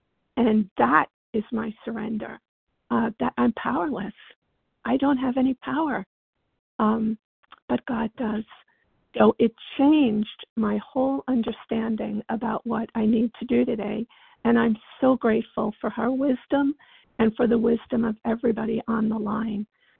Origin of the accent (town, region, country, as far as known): Virginia, United States